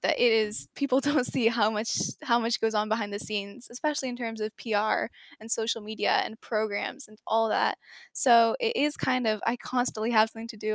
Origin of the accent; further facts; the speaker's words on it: Seattle, Washington, United States; first language English; also born or lived in Singapore; I was born in Seattle, but I used to live in Singapore